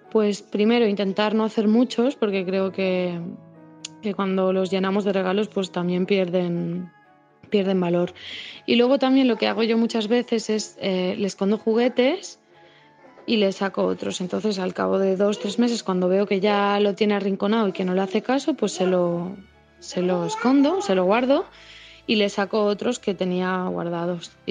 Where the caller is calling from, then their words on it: Valencia, Valencian Community, Spain; Hola, buenas tardes. … de Valencia.